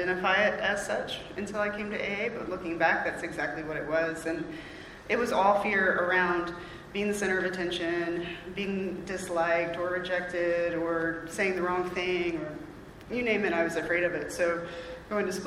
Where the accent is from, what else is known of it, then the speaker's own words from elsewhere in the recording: Raleigh, North Carolina, United States; I'm from Raleigh. I grew up around here